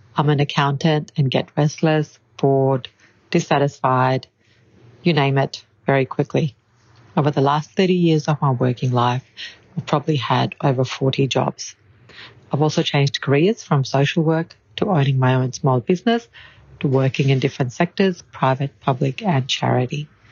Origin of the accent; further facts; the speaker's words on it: Brisbane, Queensland, Australia; I am from Brisbane in Queensland in Australia